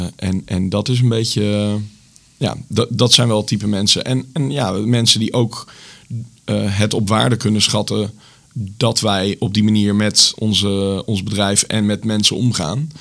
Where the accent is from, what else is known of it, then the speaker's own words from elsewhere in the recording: Zutphen, Gelderland, Netherlands; moved away as an adult; also born or lived in Enschede; now in Zwolle, Netherlands; Ik kom oorspronkelijk uit Zutphen.